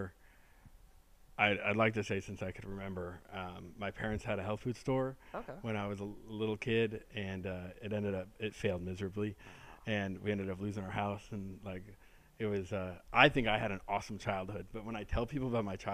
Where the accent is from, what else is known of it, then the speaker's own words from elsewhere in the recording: Orange County, Southern California, United States; Orange County, which is where I grew up in Southern California